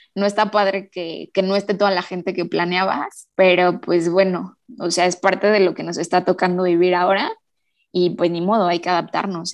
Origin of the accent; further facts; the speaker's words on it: Toluca, State of Mexico, Mexico; soy de Toluca, del Estado de México